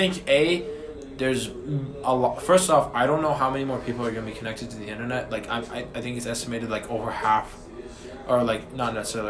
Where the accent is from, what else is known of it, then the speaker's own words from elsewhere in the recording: United States; I live in America and I'm an American.